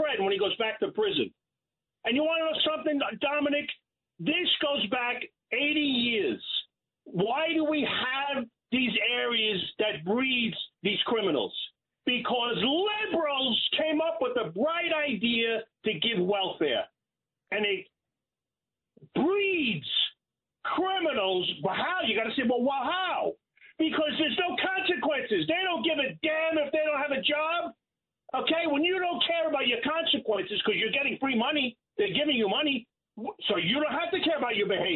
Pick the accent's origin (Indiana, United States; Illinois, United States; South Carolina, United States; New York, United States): New York, United States; New York City; I'm from Brooklyn my whole life